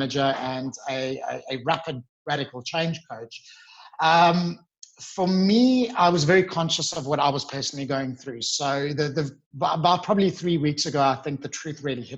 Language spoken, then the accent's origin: English; Johannesburg, Gauteng, South Africa; moved away as an adult; now in Sydney, Australia; I'm from Johannesburg. So we're very famous for our work ethic.